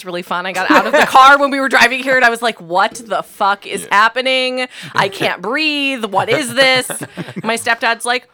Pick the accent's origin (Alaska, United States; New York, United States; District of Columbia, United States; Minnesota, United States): Alaska, United States; now in Ohio, United States; I'm from Alaska.